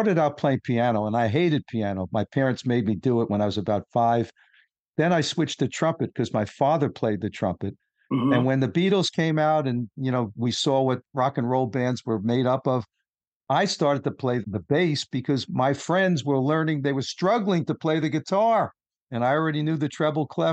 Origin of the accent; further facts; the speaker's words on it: New York City, New York, United States; I grew up in Queens myself